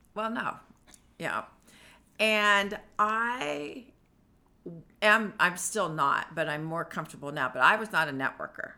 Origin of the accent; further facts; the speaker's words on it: San Diego, California, United States; moved away as an adult; now in Washington, United States; I am originally from San Diego, California